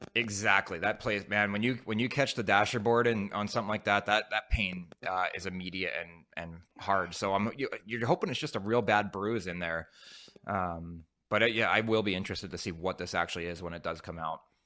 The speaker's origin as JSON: {"language": "English", "town": "Philadelphia", "region": "Pennsylvania", "country": "United States", "also_born_or_lived": "Ottawa", "moved": "yes", "said": "I'm from Philly area"}